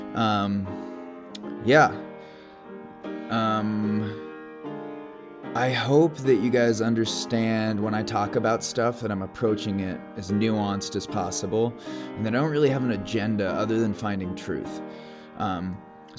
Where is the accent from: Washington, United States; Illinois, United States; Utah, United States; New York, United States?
Illinois, United States; Chicago; I am from Chicago